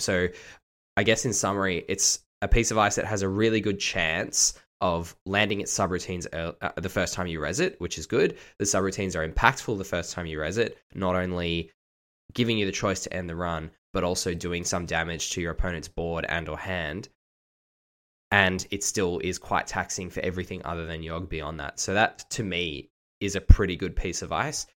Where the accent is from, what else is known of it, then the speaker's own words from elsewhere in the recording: Australia; I am actually Australian and not British